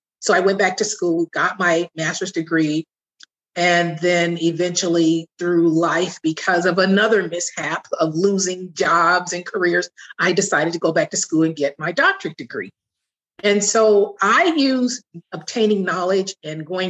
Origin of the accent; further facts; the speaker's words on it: Southern California, United States; I grew up prior to 10 with my mother and my stepfather. In Southern California